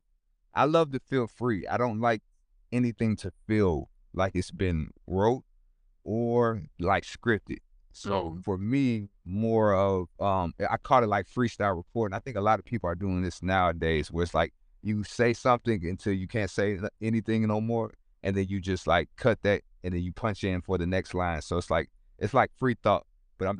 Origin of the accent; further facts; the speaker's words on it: Sacramento, California, United States; also born or lived in San Francisco / Oakland / Los Angeles; But I was born in California. I know Sacramento first, and then I remember I stayed in San Francisco, Oakland, and then I had to move a lot because my family was going through a lot of things.